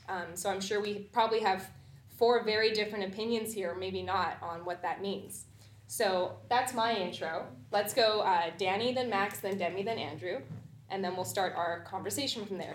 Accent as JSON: {"language": "English", "town": "Vancouver", "region": "British Columbia", "country": "Canada", "tie": "born or raised there", "also_born_or_lived": "Washington, D.C.", "moved": "as an adult", "lives_now": "United States", "said": "I'm born and raised in Vancouver"}